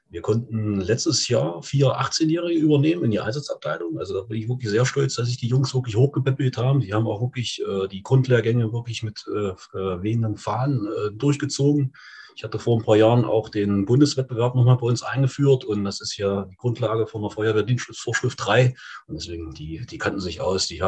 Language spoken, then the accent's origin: German; Breitenworbis, Thuringia, Germany; bin aus Breitenworbis. Breitenworbis ist im wunderschönen Eichsfeld in Nordthüringen.